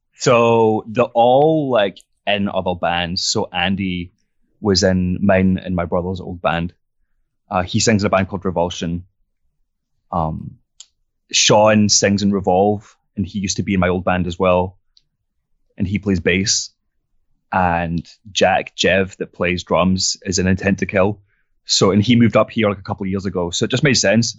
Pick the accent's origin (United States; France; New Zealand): France; southern France; moved away as an adult; now in Glasgow, United Kingdom; I grew up in France, so it's probably, like, four or five hours on the plane, maybe a bit less, and, uh, it's just south of France